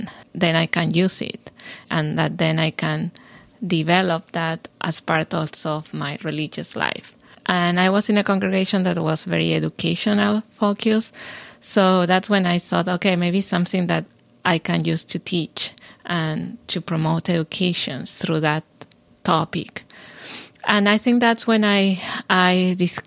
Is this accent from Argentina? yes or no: yes; Argentina; moved away as an adult; also born or lived in Houston, Texas, United States; now in Chapel Hill, United States; I am originally from Argentina, where I did my PhD. and my undergrad. And then I came here to do my postdoc in Baylor in Houston